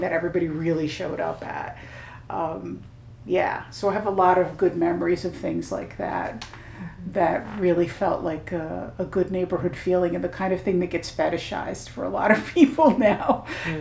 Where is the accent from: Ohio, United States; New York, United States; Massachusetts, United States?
New York, United States; New York City; when I was a kid, I grew up in Park Slope, in Park Slope, Brooklyn